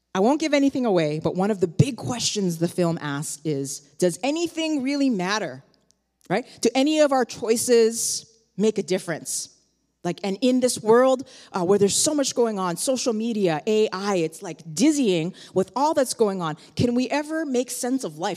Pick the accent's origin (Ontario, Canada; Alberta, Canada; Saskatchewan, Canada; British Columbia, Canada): Ontario, Canada; Toronto; now in New York, United States; I myself, I grew up in Toronto